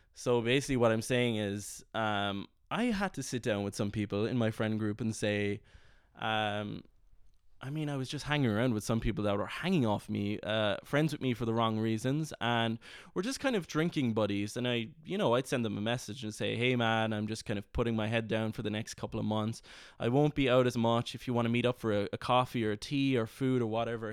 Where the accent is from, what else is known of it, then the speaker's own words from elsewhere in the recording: Ireland; moved away as an adult; also born or lived in London; I was kind of away from Ireland for about four or five months